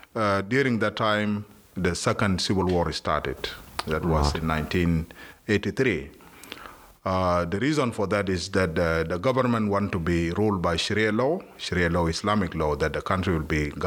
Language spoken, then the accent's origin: English; South Sudan; moved away as an adult; now in Australia; we are from South Sudan, and mainly South Sudan we are Christians.